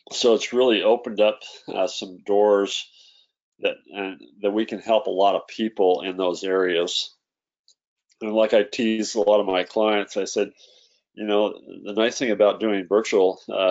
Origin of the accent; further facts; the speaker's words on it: Idaho, United States; I grew up in Idaho when I was you know, a kid and through school